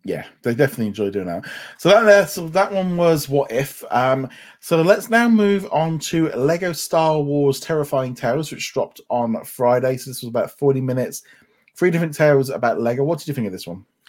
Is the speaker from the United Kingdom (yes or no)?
yes; United Kingdom; we're two British people